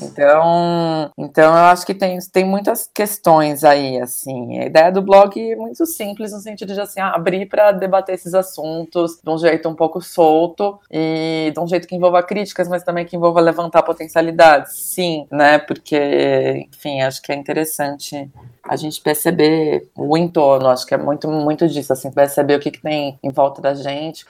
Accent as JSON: {"language": "Portuguese", "town": "Caieiras", "region": "São Paulo", "country": "Brazil", "tie": "born or raised there", "also_born_or_lived": "Bela Vista, São Paulo", "moved": "as an adult", "lives_now": "São Paulo, Brazil", "said": "eu sou de Caieiras, fui criada lá."}